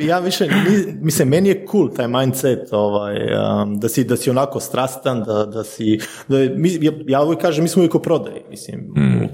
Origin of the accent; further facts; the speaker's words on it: Slovenia; ja sam rođen u Sloveniji, nam, mi smo druga generacija, sad vidimo moje treće generacije, moji su došli iz Bosne